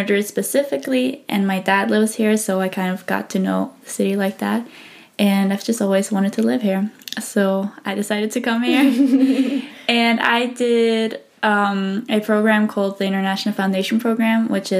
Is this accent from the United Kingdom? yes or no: no; Switzerland; first language English; moved away as an adult; now in Spain; I'm also, as she says, studying journalism here in Spain. I'm from Switzerland originally